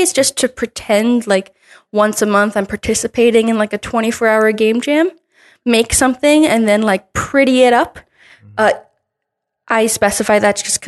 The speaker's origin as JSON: {"language": "English", "region": "New Jersey", "country": "United States", "tie": "born or raised there", "moved": "as an adult", "said": "I was only looking at schools in my home state, New Jersey"}